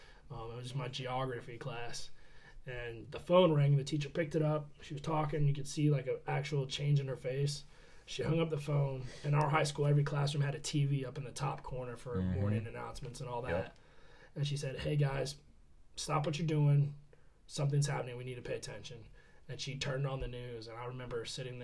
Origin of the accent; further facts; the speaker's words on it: Beaufort, South Carolina, United States; I grew up in Beaufort